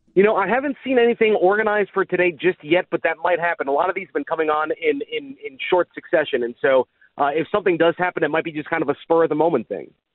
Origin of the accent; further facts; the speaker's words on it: Dayton, Ohio, United States; moved away; I grew up in Dayton